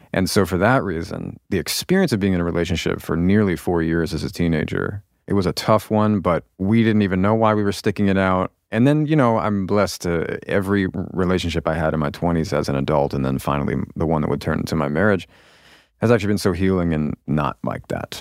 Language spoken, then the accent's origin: English; outside of Seattle, Washington, United States; also born or lived in Baltimore, Maryland / Virginia; I lived in Virginia until I was about, what, seven or eight? I guess probably eight, and then Seattle.